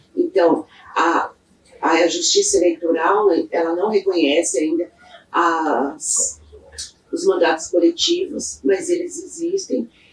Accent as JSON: {"language": "Portuguese", "region": "São Paulo", "country": "Brazil", "tie": "born or raised there", "also_born_or_lived": "Mogi das Cruzes", "said": "eu sou nascida de São Paulo é, me criei na Zona Sul de São Paulo, no bairro do Real Parque"}